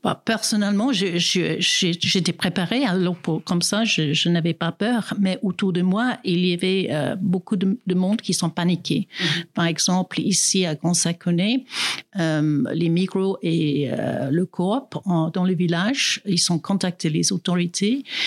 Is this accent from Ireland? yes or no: no; South Africa; French is a second language; now in Grand-Saconnex, Switzerland; je suis née en Afrique du Sud, mais ça fait plus que 30 ans que j'habite en Suisse